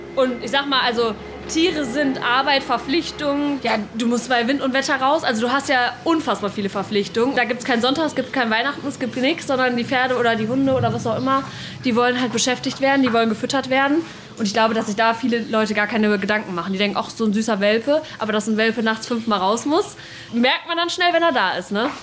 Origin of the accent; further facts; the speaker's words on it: Hagen, North Rhine-Westphalia, Germany; also born or lived in Dortmund; dass ich hier groß geworden ist